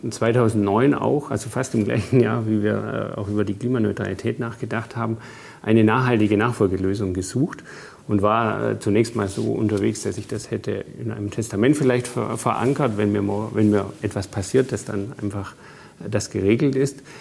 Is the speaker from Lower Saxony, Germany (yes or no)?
no; Bavaria, Germany; Ja, ich bin im Allgäu aufgewachsen.